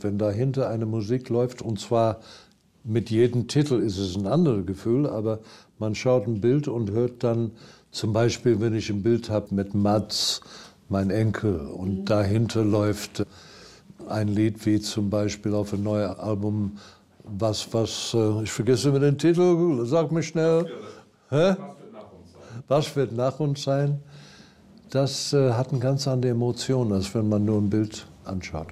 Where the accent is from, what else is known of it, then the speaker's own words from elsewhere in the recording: Durban, KwaZulu-Natal, South Africa; German is a second language; moved away; Ich bin am Strand aufgewachsen, direkt am Strand haben wir in der ersten Reihe in Hochhäuser